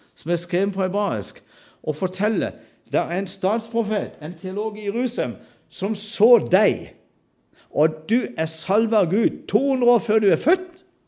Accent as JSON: {"language": "Norwegian", "area": "Sørlandet", "region": "Agder", "country": "Norway", "said": "alle disse stammespråkene hjemme på Sørlandet"}